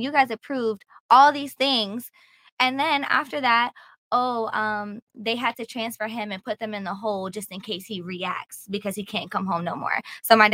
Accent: Virginia, United States; I'm from Virginia.

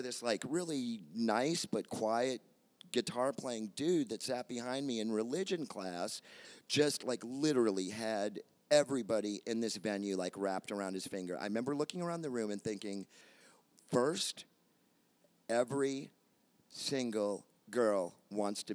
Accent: Kansas City, Missouri, United States; also born or lived in Chicago, Illinois; now in Phoenix, United States; I grew up in the Midwest, I grew up in Kansas City

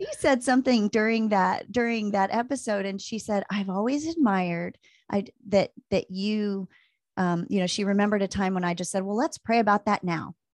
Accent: Maryland, United States; moved away as an adult; also born or lived in Virginia / Las Vegas, Nevada / Tucson, Arizona; now in Anchorage, United States; I grew up in Maryland

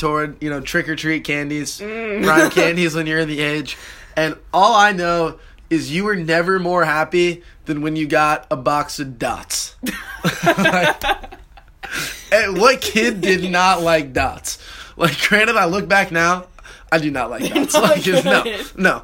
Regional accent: Southern California, United States; Growing up in Southern California, it was about 60, 65 degrees on Halloween

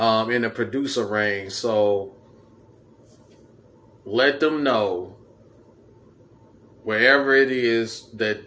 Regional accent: Chicago, Illinois, United States; I'm from Chicago myself

